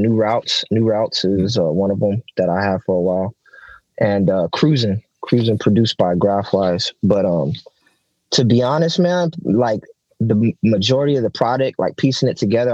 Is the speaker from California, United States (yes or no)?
yes; Oxnard, California, United States; I'm from Oxnard, so it's 93033rd over here